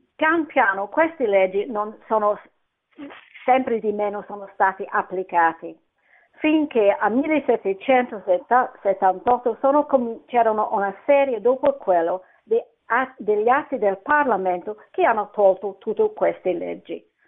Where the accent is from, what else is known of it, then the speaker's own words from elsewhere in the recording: Scotland, United Kingdom; Italian is a second language; now in London, United Kingdom; io sono scozzese ma abito a Londra